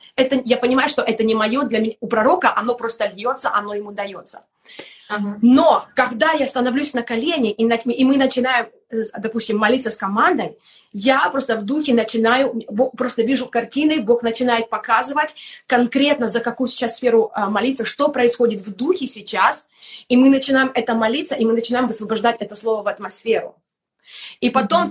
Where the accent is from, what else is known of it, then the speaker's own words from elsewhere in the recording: Kramatorsk, Donetsk Oblast, Ukraine; moved away; also born or lived in Germany / Estonia; я сама из Донецкой области, город Краматорск